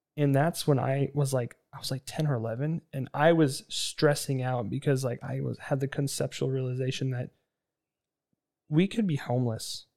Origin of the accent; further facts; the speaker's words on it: Kootenai County, Idaho, United States; moved away; I'm from Kootenai County